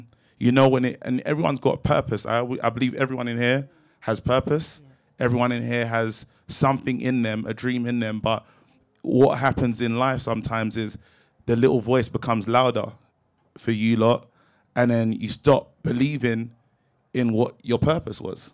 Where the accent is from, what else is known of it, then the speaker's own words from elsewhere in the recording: London, United Kingdom; I grew up in Brixton, but my situation was different